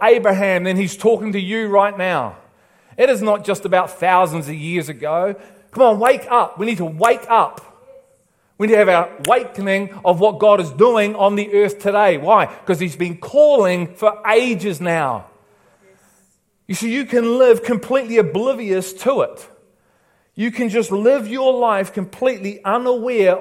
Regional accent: England, United Kingdom; now in New Zealand

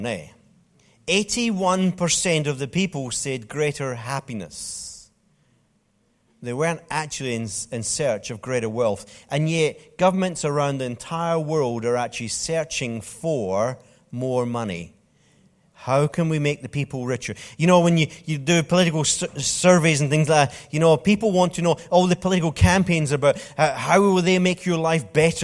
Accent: Scotland, United Kingdom; I'm from Scotland

